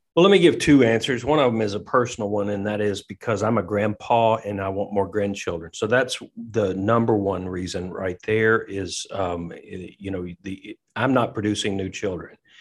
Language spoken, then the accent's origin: English; Tennessee, United States; now in Lexington, United States; I'm from Tennessee